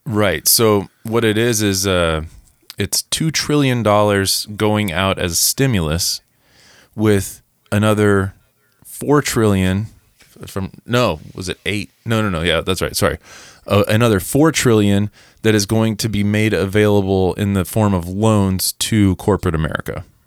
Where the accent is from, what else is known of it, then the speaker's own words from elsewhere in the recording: Missouri, United States; moved away; we are from Missouri